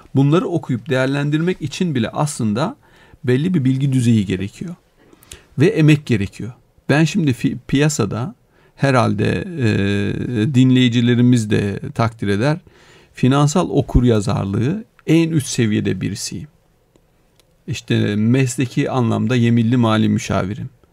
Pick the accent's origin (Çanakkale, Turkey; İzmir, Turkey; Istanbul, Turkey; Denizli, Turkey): Denizli, Turkey; a mountain village in; moved away; Ben, e, Denizli'de bir dağ köyü, hani doğduğum yer